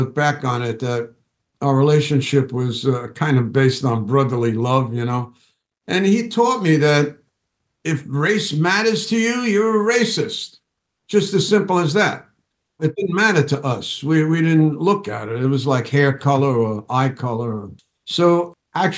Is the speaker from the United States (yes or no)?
yes; New York City, New York, United States; I was from the Bronx.